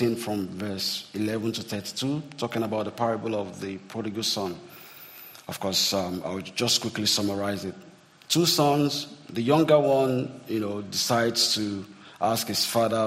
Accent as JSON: {"language": "English", "country": "Nigeria", "tie": "born or raised there", "said": "growing up in Nigeria"}